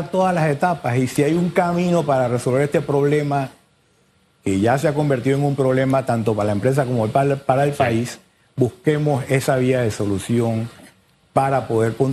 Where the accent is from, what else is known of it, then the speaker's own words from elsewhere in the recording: Panama; Porque todos somos panameños.